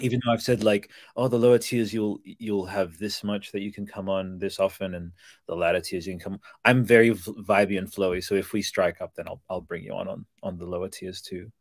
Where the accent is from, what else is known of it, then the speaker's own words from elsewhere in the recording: Australia; I'm Australian.